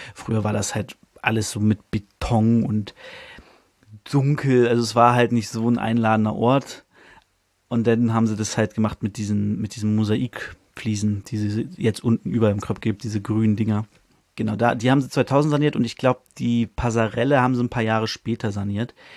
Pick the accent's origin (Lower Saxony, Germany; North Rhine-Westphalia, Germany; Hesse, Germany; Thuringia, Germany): Lower Saxony, Germany; Hanover; born or raised there